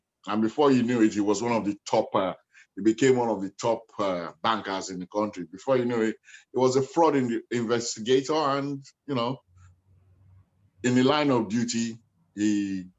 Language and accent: English; Nigeria; born or raised there; also born or lived in Hackney, London